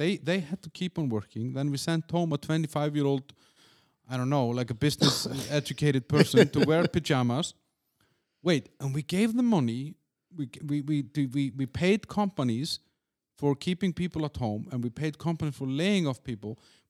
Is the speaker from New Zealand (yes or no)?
no; Denmark; I mean, I came from Denmark where they're not really nice.